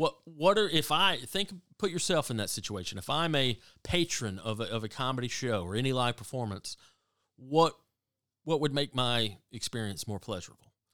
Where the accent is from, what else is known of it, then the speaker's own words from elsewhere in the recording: the South, United States; growing up in the South